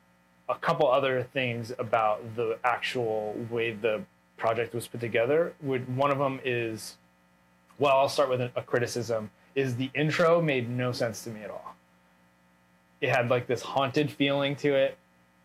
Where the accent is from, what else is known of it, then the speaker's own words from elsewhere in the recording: United States; moved away as an adult; an American who's like moved away from America